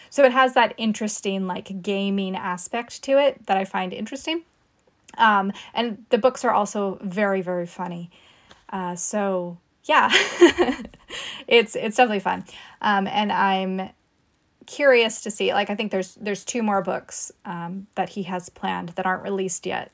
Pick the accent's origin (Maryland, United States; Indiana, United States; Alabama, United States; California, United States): California, United States; California coast, United States; I grew up on the California coast